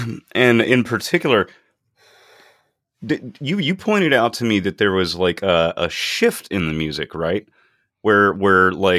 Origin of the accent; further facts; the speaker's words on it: Deep South, United States; Oh, I'm right there with you, buddy. I grew up in the Deep South, so I got them all.